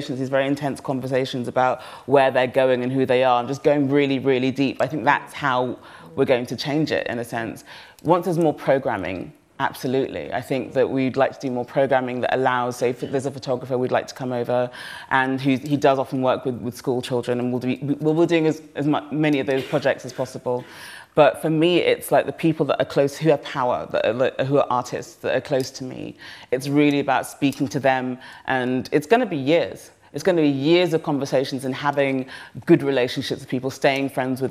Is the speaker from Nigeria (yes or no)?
yes; Nigeria; I'm so Nigerian